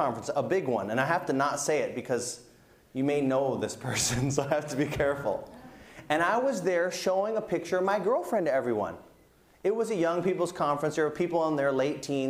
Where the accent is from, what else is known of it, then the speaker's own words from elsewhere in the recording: United States; I'm American